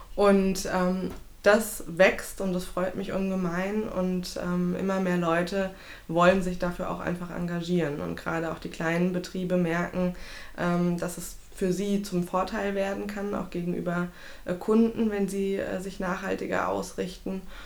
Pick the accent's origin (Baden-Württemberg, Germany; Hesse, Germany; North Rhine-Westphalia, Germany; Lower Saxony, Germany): Hesse, Germany; Frankfurt; gebürtige Frankfurterin